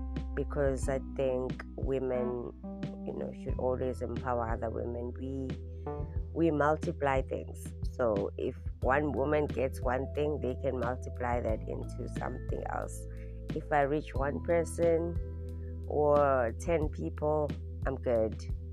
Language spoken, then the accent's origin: English; Durban, KwaZulu-Natal, South Africa; I am originally from Durban, South Africa. I've moved around the country quite a bit, South Africa